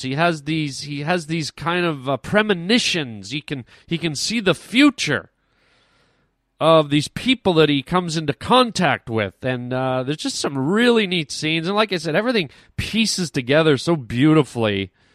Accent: Canada; us Canadians try to be very, very polite. That's how we're raised.

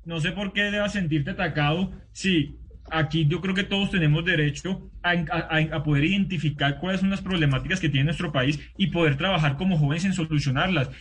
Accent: Santa Marta, Magdalena, Colombia; soy de Santa Marta, yo no soy de Nariño

